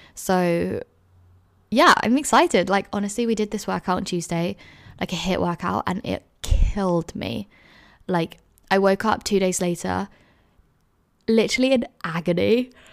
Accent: London, United Kingdom; moved away as an adult; now in Edinburgh, United Kingdom; I grew up in London.

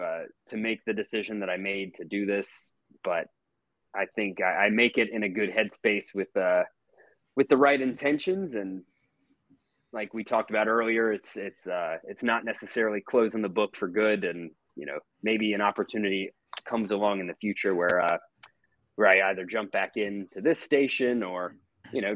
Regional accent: Atlanta, Georgia, United States; also born or lived in Jackson, Mississippi; I felt it growing up here. You know, I moved here when I was 3 years old, and I've been a sports fan here, especially a Braves fan ever since

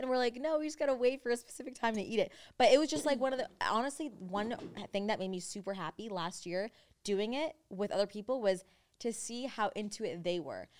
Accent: United States; accent: generic American; now in Los Angeles, United States; we grew up in America and our parents both, like, grew up in different places as well that when they came here, we kinda didn't adapt to either one of their accents. It was more just, like, generic

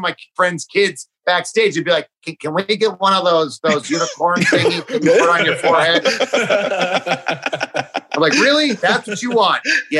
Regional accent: Cleveland, Ohio, United States; I'm from Cleveland, Ohio.

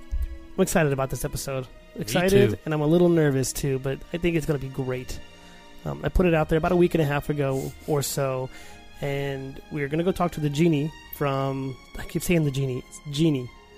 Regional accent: Arizona, United States; we're from Arizona

